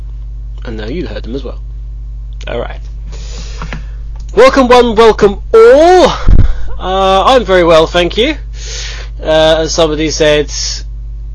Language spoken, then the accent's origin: English; United Kingdom; We're British